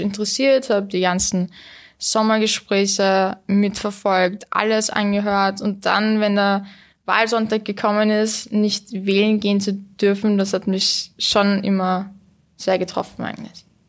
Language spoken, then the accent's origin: German; Vienna, Austria; also born or lived in Istanbul, Turkey; ich bin in Wien aufgewachsen